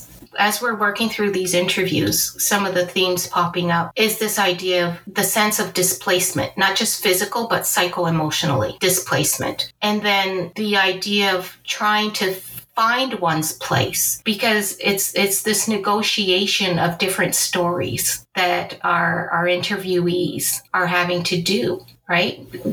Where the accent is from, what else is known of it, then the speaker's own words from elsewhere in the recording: Angola; born there; moved away; And my personal history is that I was born in Angola, which was a previous Portuguese colony. My family and I were refugees from the War of Independence and the civil war that occurred after independence.